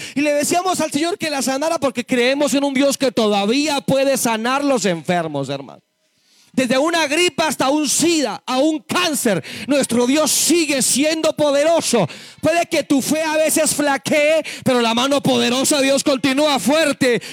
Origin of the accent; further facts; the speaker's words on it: Boyacá, Colombia; Nací en, lo repito, en Boyacá